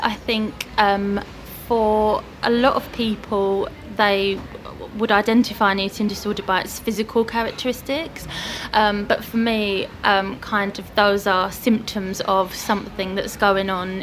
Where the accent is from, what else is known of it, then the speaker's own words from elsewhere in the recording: Hertfordshire, East of England, United Kingdom; moved away as an adult; also born or lived in China / Middle East; now in Tring, United Kingdom; I grew up in Hertfordshire, close to where we are today.